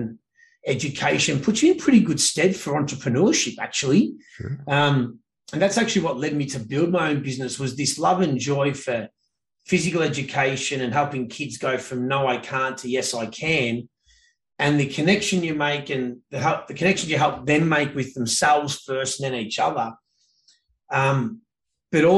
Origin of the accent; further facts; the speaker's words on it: Victoria, Australia; moved away as an adult; now in Canada; Grew up in a town called Bonfaggi, tiny southeast corner of the mainland, about as south as you can get. And then south of that is Tasmania